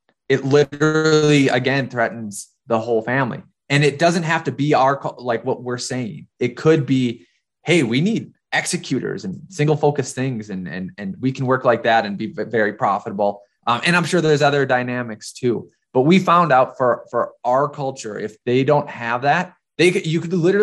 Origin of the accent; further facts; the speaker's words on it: Minnesota, United States; moved away as an adult; also born or lived in North Dakota; now in New York, United States; So it looked like I was coming from North Dakota, which I was, but you know, I was also from Minnesota